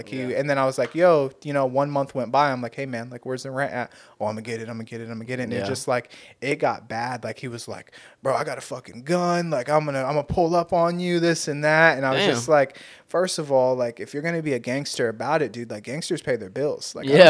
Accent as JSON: {"language": "English", "town": "Torrance", "region": "California", "country": "United States", "tie": "born or raised there", "said": "Yeah, I moved out because I went from West High School in Torrance. That's where I grew up, is like in the South Bay over there."}